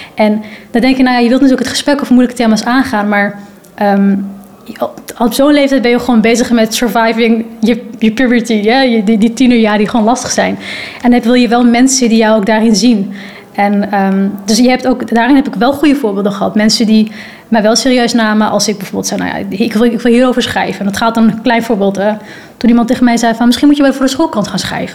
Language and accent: Dutch; Netherlands; ik kom van Nederland